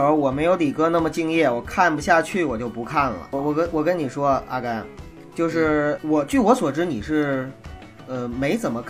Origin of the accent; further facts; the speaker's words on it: Northeast China, China; 权的，因为我是东北人。